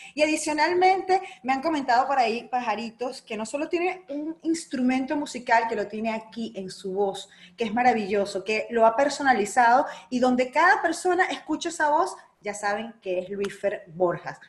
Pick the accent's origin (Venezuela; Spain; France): Venezuela; Tía Juana, Zulia; also born or lived in Caracas, Venezuela; now in Orlando, United States; yo me crié en el estado Zulia, aunque nací en Caracas